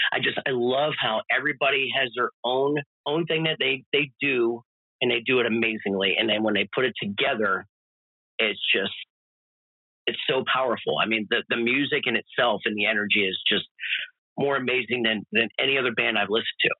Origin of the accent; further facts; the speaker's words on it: Florida, United States; when we did the Tampa run, those three shows, man, in my in my home state